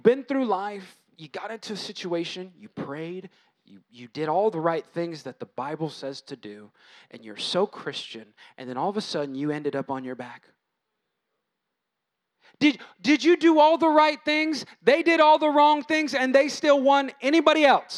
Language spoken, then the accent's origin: English; United States; I'm American